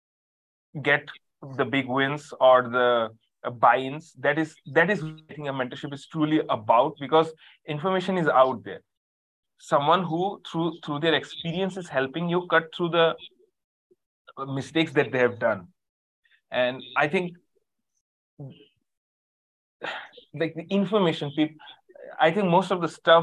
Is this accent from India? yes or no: yes; India; I'm a coach from India